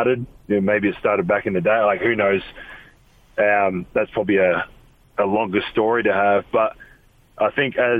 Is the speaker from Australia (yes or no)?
yes; Australia; now in Salt Lake City, United States; Growing up in Australia